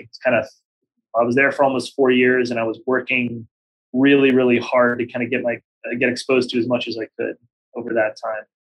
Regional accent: Pittsburgh, Pennsylvania, United States; moved away as an adult; also born or lived in Baltimore / New York City; Pittsburgh, which is my hometown

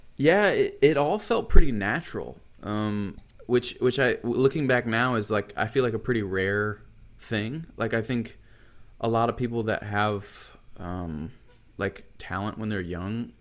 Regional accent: Buford, Georgia, United States; now in Nashville, United States; I grew up in Buford, Georgia

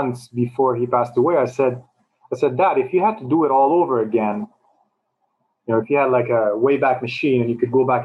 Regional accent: Montreal, Quebec, Canada; moved away as an adult; also born or lived in New York City, United States / China; now in Toronto, Canada; when I grew up in Montreal, I always had friends from all over

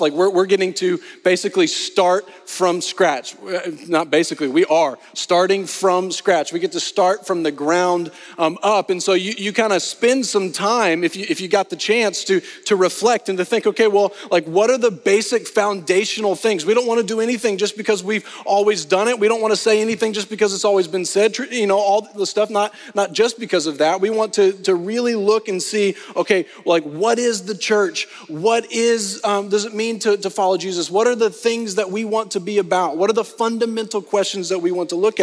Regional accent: Arkansas, United States; also born or lived in Texas; now in Austin, United States; I am originally from Arkansas

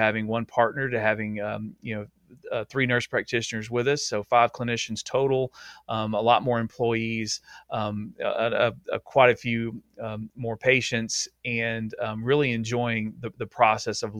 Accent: Nacogdoches, Texas, United States; I'm out in East Texas in Nacogdoches, the oldest town in Texas, and it's just a small town, about 35,000 people with a local university. It's my hometown, born and raised here

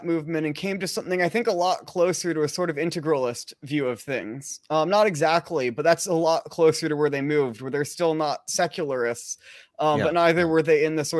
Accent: East Coast, United States; now in Seattle, United States; No, I'm by Seattle. I grew up around the East Coast, so that's why I act East Coast.

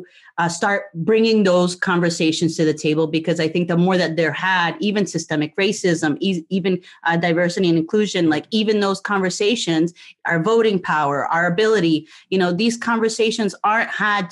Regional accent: New Jersey, United States; moved away as an adult; also born or lived in Puerto Rico; now in Florida, United States; I grew up in Jersey

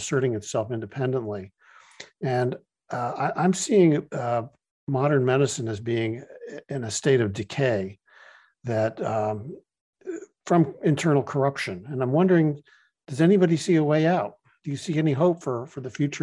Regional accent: Providence, Rhode Island, United States; I'm from Providence, Rhode Island, and I practice integrative medicine

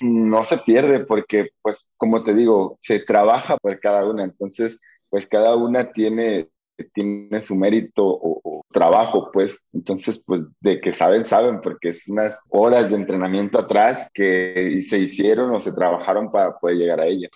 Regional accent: Mexico; en mi pueblo no. E, es un pueblo chiquito, Cotillo, no es, muy grande

